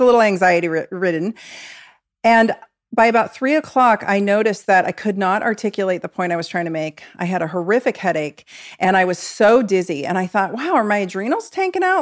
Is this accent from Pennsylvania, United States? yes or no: no; Oregon, United States; I'm from Oregon